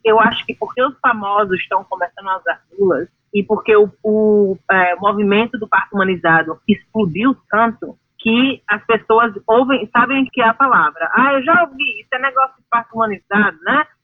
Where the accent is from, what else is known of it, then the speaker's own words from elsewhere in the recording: Brazil; moved away as an adult; quando eu saí do Brasil há 14 anos atrás